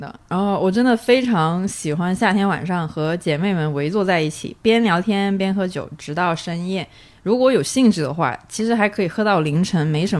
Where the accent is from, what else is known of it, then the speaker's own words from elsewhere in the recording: Guangdong, China; 作为广东人，夏天没有荔枝是不完整的。